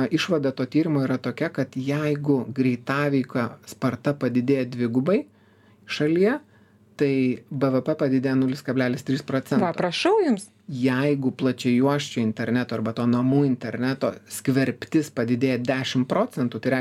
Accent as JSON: {"language": "Lithuanian", "country": "Lithuania", "said": "mes lietuviai tokie kuklus"}